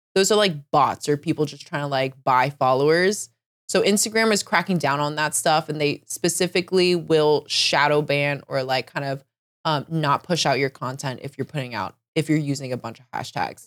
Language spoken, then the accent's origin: English; Northern Virginia, United States; moved away as an adult; now in Seattle, United States; I, I never really liked Northern Virginia growing up, but the older I get, the more I'm, like, missing it.